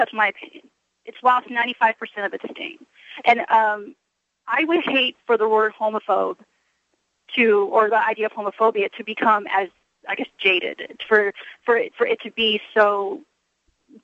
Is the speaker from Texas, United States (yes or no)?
yes; El Paso, Texas, United States; I'm from El Paso, which has a very high minority population